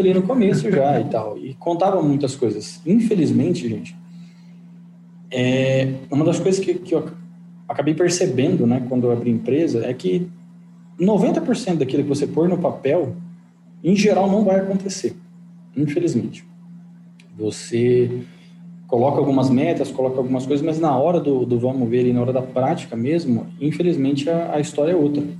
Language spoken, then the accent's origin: Portuguese; Engenheiro Beltrão, Paraná, Brazil; moved away as an adult; now in Maringá, Brazil; eu sou de Engenheiro Beltrão, uma cidade com 9 mil habitantes